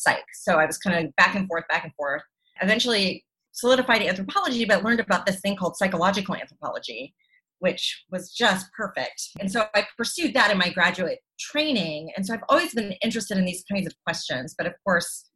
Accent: the panhandle of Florida, United States; I grew up in the panhandle of Florida in the 70s and 80s

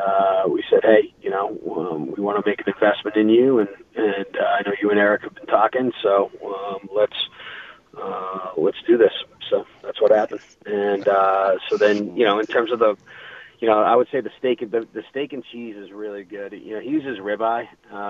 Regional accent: East Coast, United States; now in Denver, United States; growing up on the East Coast

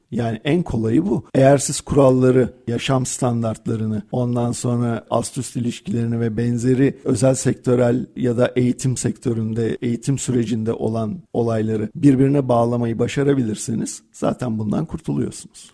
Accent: Turkey; Türk insanı karakterimiz

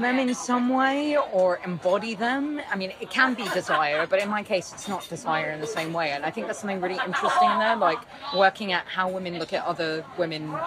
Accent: London, United Kingdom; I'm from London

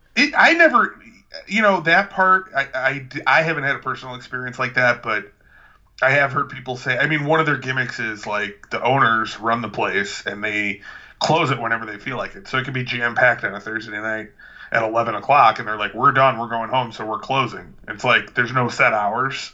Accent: Lansing, Illinois, United States; my hometown of Lansing, Illinois

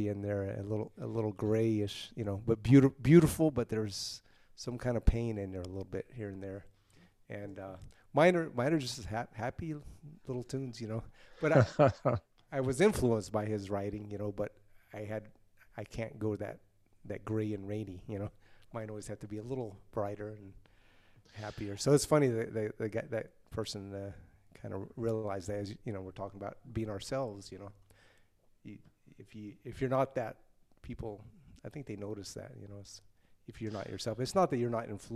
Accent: Lake Jackson, Texas, United States; also born or lived in Oklahoma; I was born in Oklahoma, but I grew up in the southern part of Texas, like in the Galveston, Houston area, down on the coast, a little town called Lake Jackson.

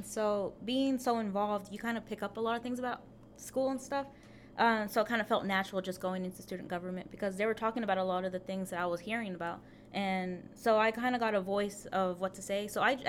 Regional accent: Silver Springs, Texas, United States; I'm from Silver Springs, Texas.

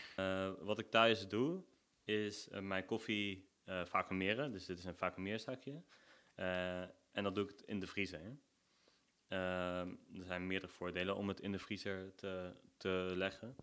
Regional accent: Nijmegen, Gelderland, Netherlands; Ik kom uit Nijmegen. ik woon hier ook al 28 jaar.

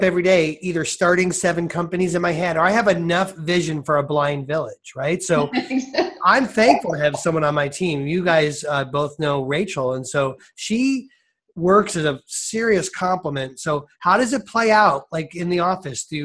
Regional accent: Ohio, United States; us Ohioans

